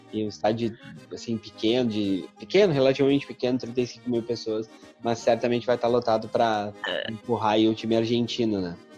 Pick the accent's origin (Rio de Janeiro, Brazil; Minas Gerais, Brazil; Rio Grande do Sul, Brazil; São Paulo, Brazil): Rio Grande do Sul, Brazil; now in Recife, Brazil; eu, gaúcho, morando em Recife